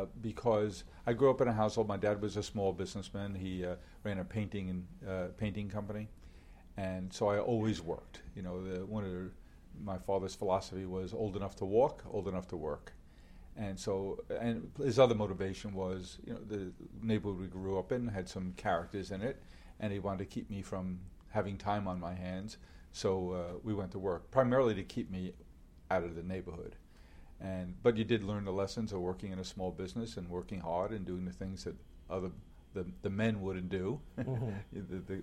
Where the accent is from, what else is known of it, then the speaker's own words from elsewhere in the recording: Queens, New York, United States; Indeed, I am. Born and raised in Queens.